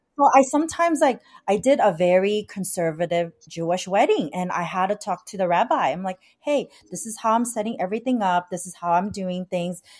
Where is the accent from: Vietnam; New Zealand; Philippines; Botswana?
Vietnam; now in San Gabriel Valley, United States; I was like born, I was born in Vietnam. My parents are Chinese descendant in Vietnam